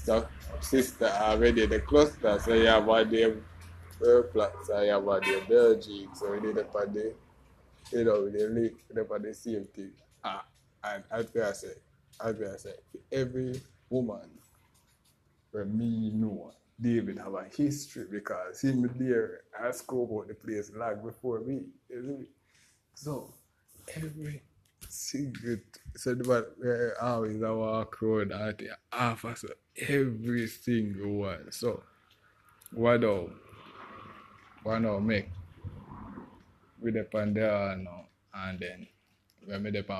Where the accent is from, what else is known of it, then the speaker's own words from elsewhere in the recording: Westmoreland, Jamaica; also born or lived in Kingston, Jamaica; I come from Westmoreland to Kingston for the pre-orientation